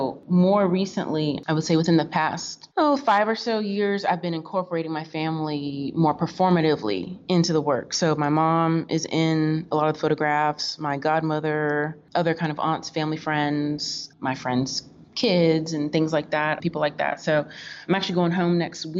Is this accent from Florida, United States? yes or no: yes; Florida, United States; also born or lived in Kentucky / Oklahoma / Tennessee; I was raised in Florida